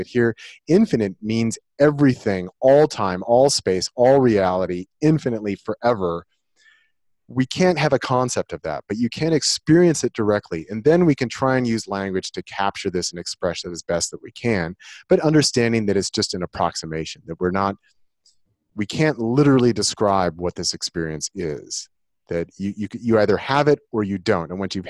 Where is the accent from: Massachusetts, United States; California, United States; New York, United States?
California, United States; Santa Cruz; I grew up in Santa Cruz, California during the summers, and they have a big wooden roller coaster there.